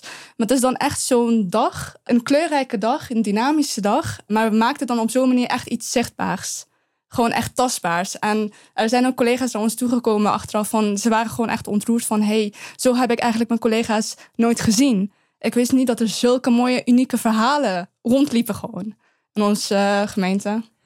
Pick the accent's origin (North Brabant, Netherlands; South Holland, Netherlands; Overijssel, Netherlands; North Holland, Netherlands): North Brabant, Netherlands; Eindhoven; also born or lived in Afghanistan; Als ik antwoord Eindhoven, dan zegt ze nee, waar kom je oorspronkelijk vandaan? En dan zeg ik Afghanistan